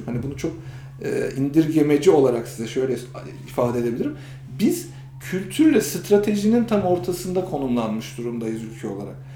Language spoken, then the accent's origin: Turkish; Kırşehir Province, Turkey; now in Istanbul, Turkey; ben de Kırşehirliyim